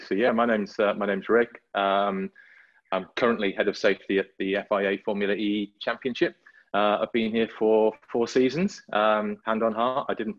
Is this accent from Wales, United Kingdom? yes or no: yes; Llangollen, Wales, United Kingdom; I grew up in deepest, darkest North Wales, in above a town called Llangollen. And the reason I say Llangollen is that I grew up halfway between Wrexham and Llangollen.